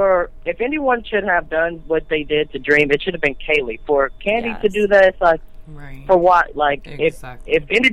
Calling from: Missouri, United States; I'm calling from Missouri.

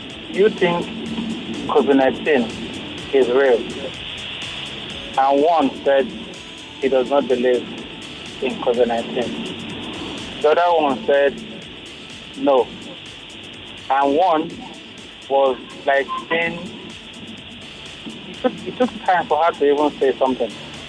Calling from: Ayobo, Lagos, Nigeria; And I'm calling you from Ayobo at the moment.

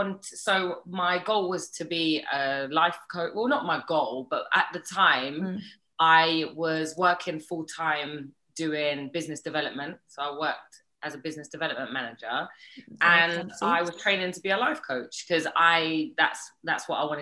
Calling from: New York, United States; I'm calling in from New York.

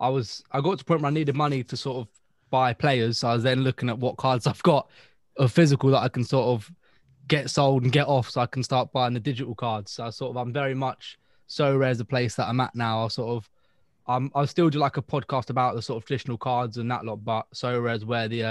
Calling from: Cambridge, East of England, United Kingdom

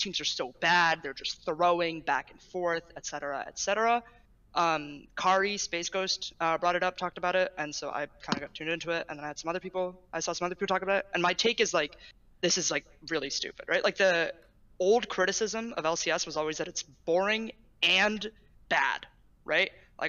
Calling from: California, United States; Still in Bay Area, but I move in like 24 hours, so I'm excited for that.

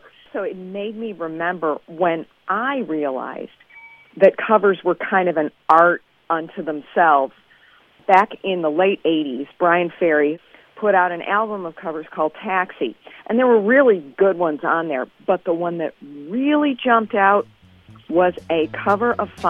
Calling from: Evanston, Illinois, United States; I'm calling from Evanston.

